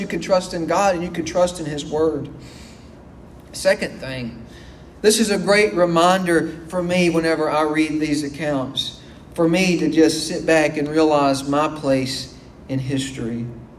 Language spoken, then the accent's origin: English; United States; We're American citizens, and we love being Americans, and I do too.